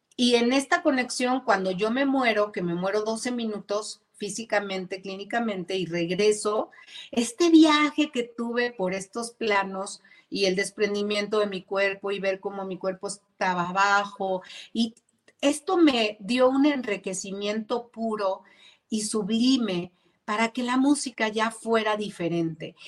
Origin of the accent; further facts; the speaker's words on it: Zapopan, Jalisco, Mexico; quiero agradecerle a mi tierra, sí quiero agradecerle a Zapopan